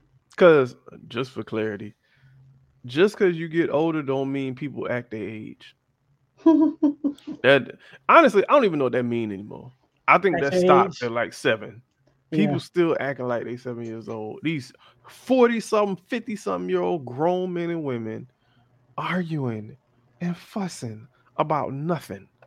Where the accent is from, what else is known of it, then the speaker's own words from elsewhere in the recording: South Florida, United States; I grew up in Florida and it's hot all year